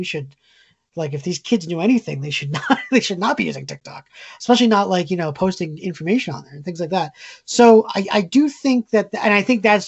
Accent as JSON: {"language": "English", "region": "Connecticut", "country": "United States", "tie": "born or raised there", "said": "You and I grew up in Connecticut."}